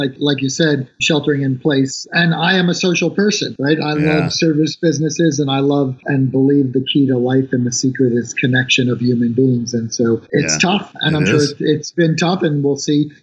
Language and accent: English; New York, United States; moved away; I am a New Yorker. I grew up kind of as a poor kid in New York